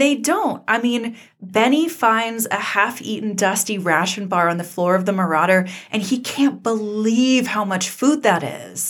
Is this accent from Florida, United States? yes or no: no; Georgia, United States; moved away as an adult; also born or lived in Colorado; I grew up in the American South, and I went to college in Colorado, and I always got a lot of flack for my accent and for coming from Georgia